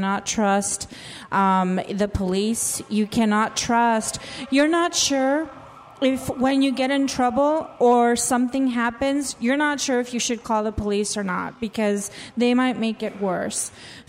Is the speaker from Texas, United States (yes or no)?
no; San Diego, California, United States; because I come from San Diego where it's a very diverse area.